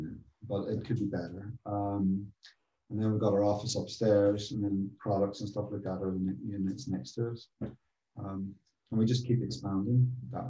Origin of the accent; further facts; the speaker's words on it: Northern Ireland, United Kingdom; now in London, United Kingdom; I grew up in Northern Ireland